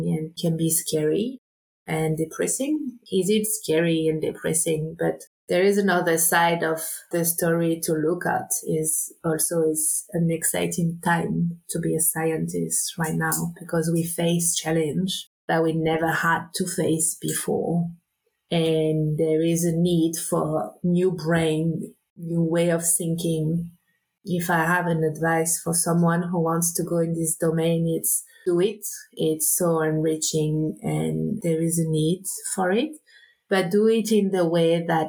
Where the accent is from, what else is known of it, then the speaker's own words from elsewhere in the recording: south of France, France; moved away as an adult; also born or lived in Réunion; I grew up on the Mediterranean coast in the south of France, mostly on the boat